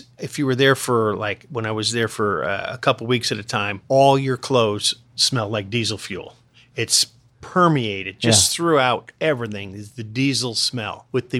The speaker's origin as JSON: {"language": "English", "region": "Connecticut", "country": "United States", "tie": "born or raised there", "said": "I grew up in Connecticut, yes."}